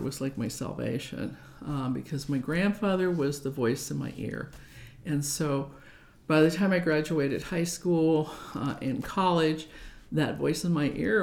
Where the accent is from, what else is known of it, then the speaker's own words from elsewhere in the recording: Omaha, Nebraska, United States; I was born and raised in Omaha.